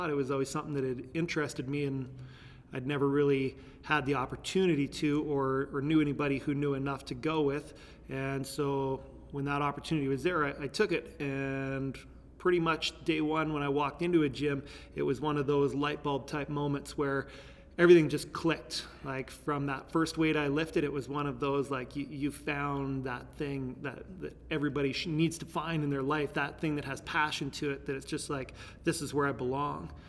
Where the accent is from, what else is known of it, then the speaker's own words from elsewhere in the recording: Terrace, British Columbia, Canada; born there; now in Lethbridge, Canada; I was born in Terrace, BC. Uh, Lethbridge is stop number 14 for places that I've lived. We moved moved quite a bit